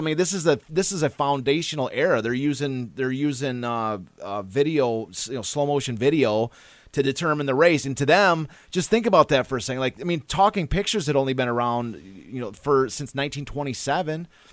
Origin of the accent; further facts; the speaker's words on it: Kalamazoo, Michigan, United States; now in Detroit, United States; I'm from Kalamazoo